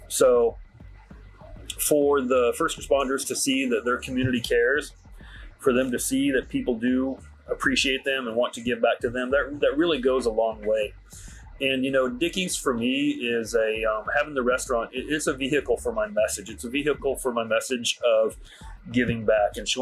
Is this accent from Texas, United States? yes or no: yes; Dallas, Texas, United States; I grew up in the Dallas area